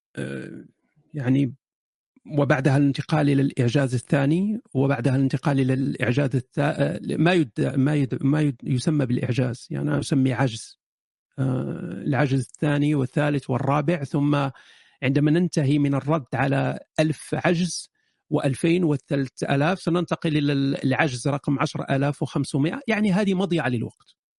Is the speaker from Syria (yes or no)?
no; Morocco; moved away as an adult; also born or lived in Germany; أنا شاب مغربي عشت في المغرب إلى سن 18